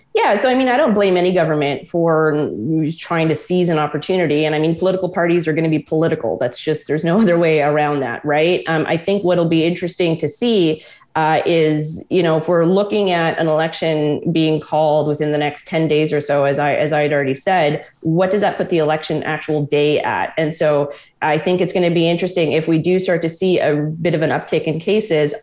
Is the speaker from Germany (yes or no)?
no; Quebec, Canada; moved away as an adult; also born or lived in Ontario; now in Toronto, Canada; I grew up and I'm from Quebec